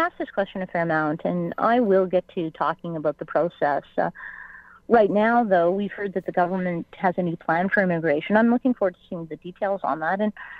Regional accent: Canada; I believe as a Canadian that we have a core identity, and that's fundamentally different than the Prime Minister of our country.

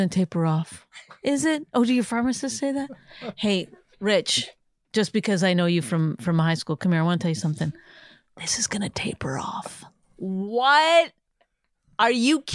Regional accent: Canada; now in United States; I'm Canadian

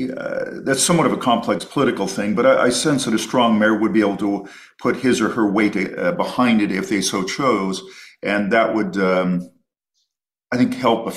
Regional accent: Toronto, Ontario, Canada; I grew up in Toronto and I watch the aviation industry and fly into Toronto many times a year, including to Billy Bishop.

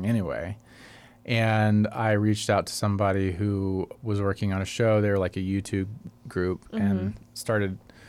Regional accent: Tulsa, Oklahoma, United States; moved away as an adult; now in California, United States; I grew up by Tulsa

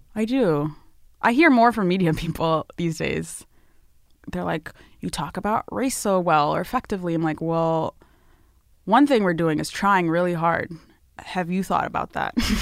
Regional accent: Northern Virginia, United States; also born or lived in Ethiopia; I was born in Ethiopia, but I grew up mostly in the Northern Virginia, D C area.

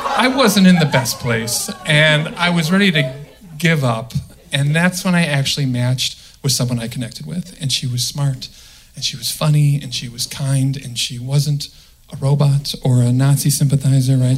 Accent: the Midwest, outside Chicago, Illinois, United States; I'm from the Midwest. Right? Okay. And uh, okay, outside Chicago

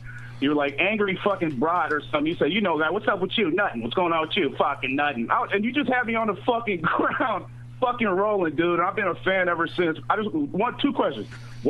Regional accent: Tacoma, Washington, United States; I'm from Tacoma, Washington, man.

